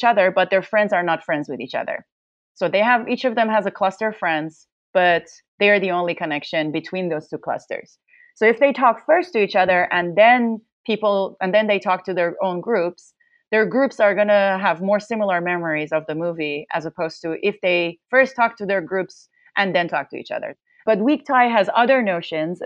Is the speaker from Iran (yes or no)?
yes; Tehran, Tehran Province, Iran; moved away as an adult; also born or lived in Netherlands / Berlin, Germany / Princeton, United States; now in United States; I'm originally from Tehran, Iran, and I did my undergrad in computer science